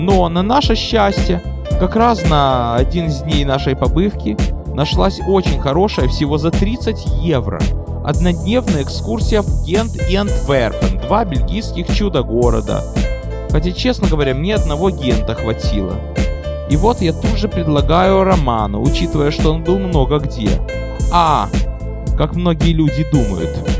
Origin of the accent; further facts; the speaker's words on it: Odesa, Odesa Oblast, Ukraine; now in New York, United States; Я из Одессы